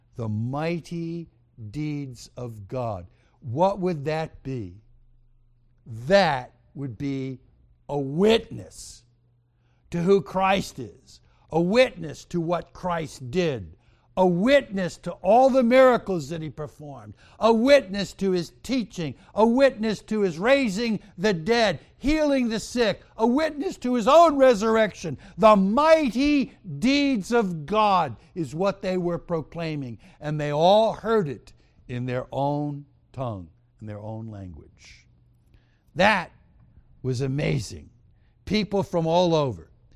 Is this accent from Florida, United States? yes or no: no; New York, United States; I was born in New York